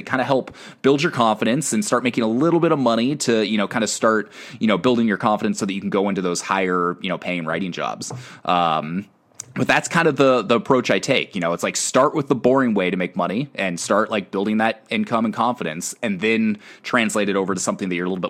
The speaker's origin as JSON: {"language": "English", "region": "Northwest", "country": "United States", "said": "yo, what's up? I'm from the Northwest."}